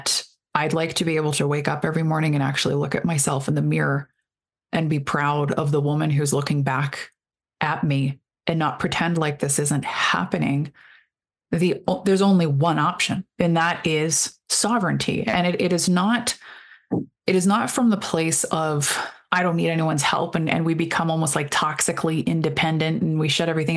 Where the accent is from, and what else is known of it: Canada